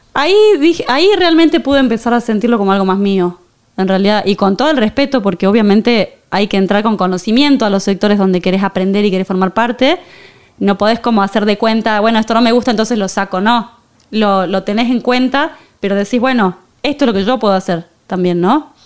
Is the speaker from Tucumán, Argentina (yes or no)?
yes; San Miguel de Tucumán, Tucumán, Argentina; moved away as an adult; also born or lived in Buenos Aires, Argentina / Barcelona, Spain; now in Madrid, Spain; nací en Tucumán